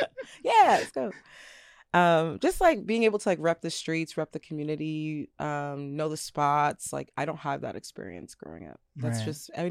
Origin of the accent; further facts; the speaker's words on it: Tacoma, Washington, United States; also born or lived in New York City; I was flipping between New York City and Tacoma my whole life.